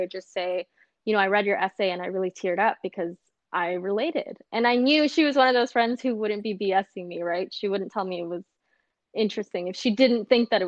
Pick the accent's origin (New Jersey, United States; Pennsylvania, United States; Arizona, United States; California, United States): California, United States; Los Angeles; growing up in South Central Los Angeles